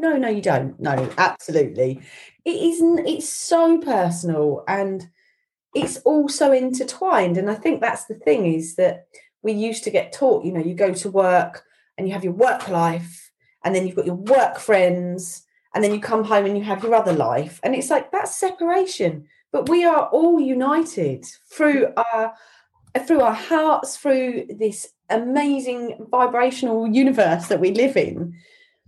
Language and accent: English; Ireland; moved away; I grew up in Southern Ireland